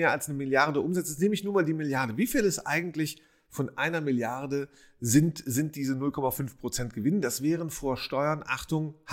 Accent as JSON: {"language": "German", "region": "Rhineland", "country": "Germany", "tie": "born or raised there", "said": "also jemand aus dem Rheinland, aus meiner Heimat"}